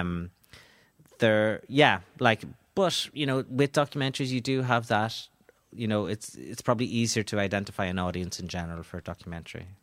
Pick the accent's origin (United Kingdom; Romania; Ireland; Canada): Ireland; Donegal, Ulster; I am from Donegal